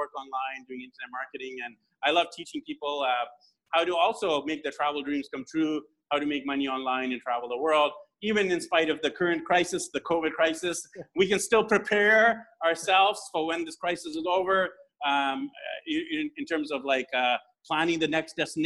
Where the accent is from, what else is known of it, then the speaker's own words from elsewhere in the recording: Vancouver, British Columbia, Canada; moved away as an adult; now in Philippines; So, I'm from Vancouver, BC, Canada. Born and raised there